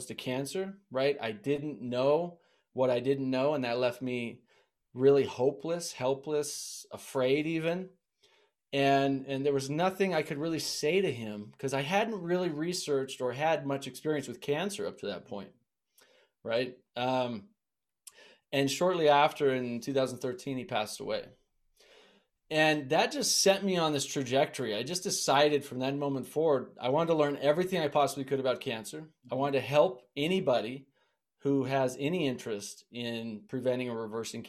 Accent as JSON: {"language": "English", "region": "Montana", "country": "United States", "tie": "born or raised there", "said": "I grew up in Montana"}